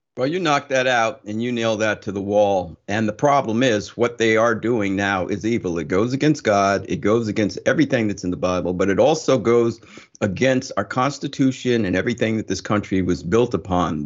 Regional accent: Summit, New Jersey, United States; I grew up in Summit, New Jersey, but I grew up a long time ago

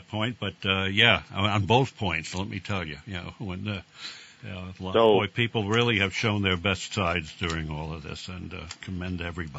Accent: New Jersey, United States; I came from South Jersey.

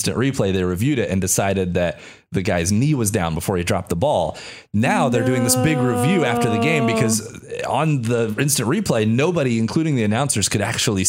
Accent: Kansas, United States; moved away; I'm originally from Kansas.

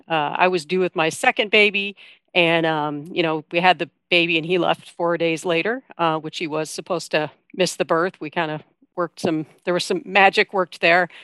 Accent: Iowa, United States; I'm from Iowa

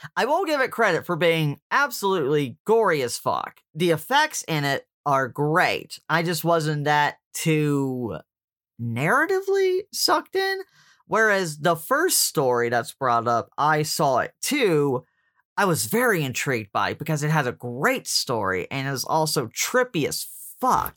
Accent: Deep South, United States; I grew up in the Catholic Church in the Deep South

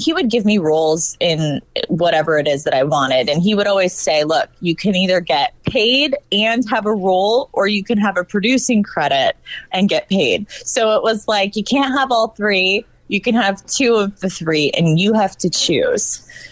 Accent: Northern Virginia, United States; moved away; I'm originally from Virginia

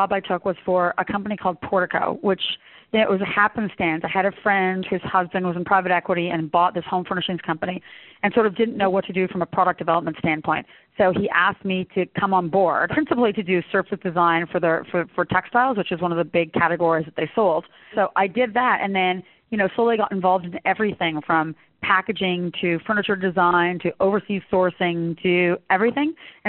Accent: Canada; I think being Canadian, you're sort of equal parts European and equal parts American, if that makes any sense.

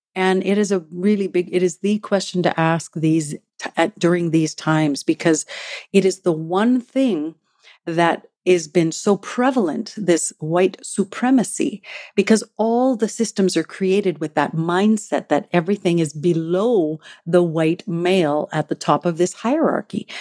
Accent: Treaty One territory, Manitoba, Canada; now in Vancouver, Canada; I am a Métis woman from Treaty One territory in the homeland of the Métis, who's currently living in the unceded traditional

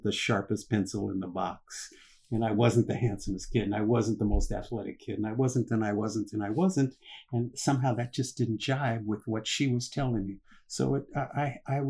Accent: Los Angeles, California, United States; I was born right here in Los Angeles

